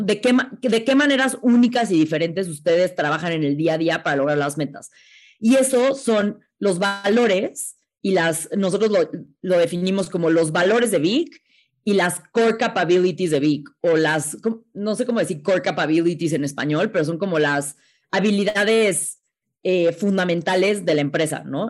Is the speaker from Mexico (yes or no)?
yes; Mexico; está muy difícil como mexicana llegar a ser astronauta